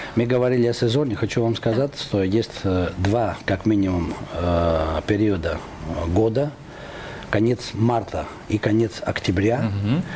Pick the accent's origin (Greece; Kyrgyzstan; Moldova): Greece; now in Moscow, Russia; я из Москвы ездил э, как турист в свою собственную страну